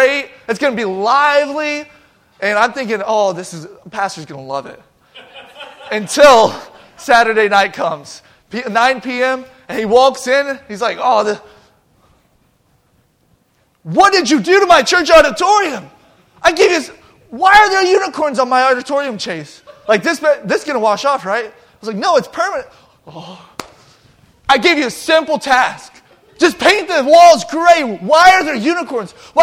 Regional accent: Georgia, United States; now in Eaton, United States; I'm from Georgia

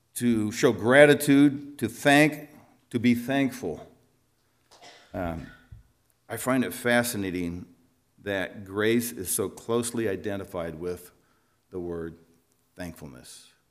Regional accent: Eldridge, Iowa, United States; moved away as an adult; also born or lived in Slovenia; now in La Crosse, United States; I grew up in Eldridge

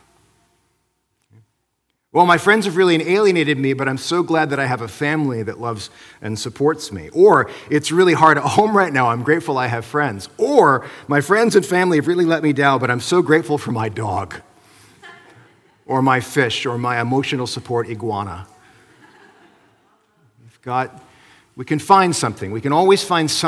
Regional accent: Midwest, United States; now in British Columbia, Canada; where I grew up in the Midwest

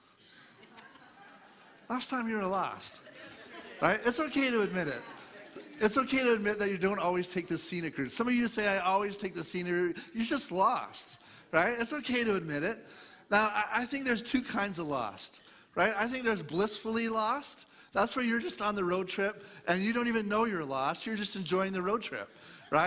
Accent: Eastern Ontario, Canada; I grew up in Eastern Ontario, east of Toronto area

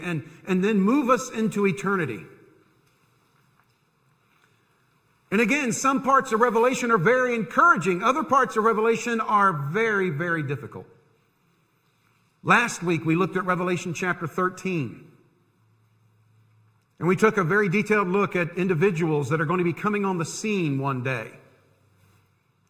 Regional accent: United States; I was born and raised in this country.

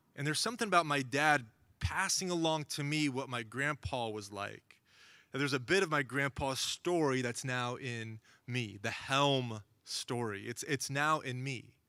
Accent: Oklahoma, United States; now in Los Angeles, United States; growing up in Oklahoma, I, I got to spend some time with my grandpa

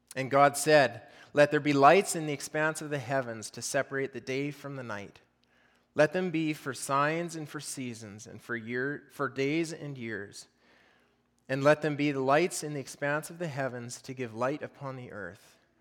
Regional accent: Fort St. John, British Columbia, Canada; I grew up locally here around Fort St. John, um, grew up raising cattle

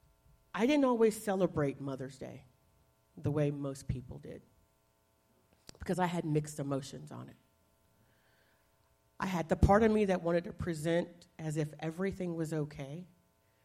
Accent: the South, United States; I grew up in the South

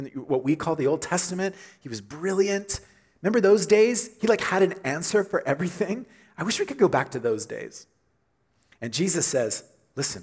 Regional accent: Oklahoma, United States; growing up in Oklahoma, we had big storms, and lots of tornadoes

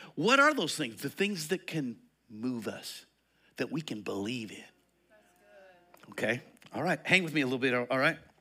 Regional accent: Eastern Colorado, United States; moved away; I come from Eastern Colorado. We wore overalls out there and hiking boots.

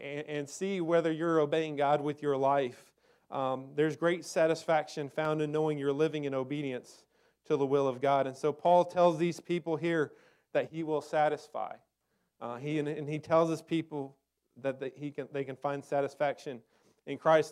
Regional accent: Texas, United States; I grew up in Texas, in the desert

